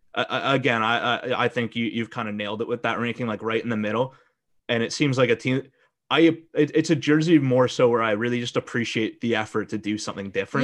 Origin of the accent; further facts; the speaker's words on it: Calgary, Alberta, Canada; I grew up in Calgary.